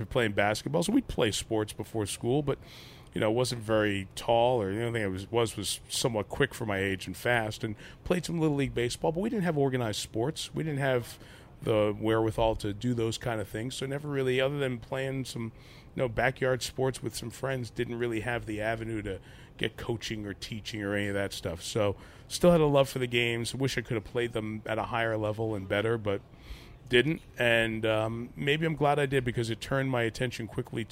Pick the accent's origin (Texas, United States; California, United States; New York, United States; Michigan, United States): New York, United States; New York City; Grew up in Queens, New York, not too far from Shea Stadium.